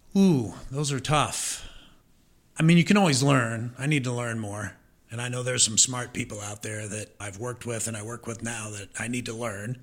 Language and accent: English; Omaha, Nebraska, United States; moved away as an adult; also born or lived in Missouri; I'm originally from Omaha, Nebraska, so I'm a Nebraskan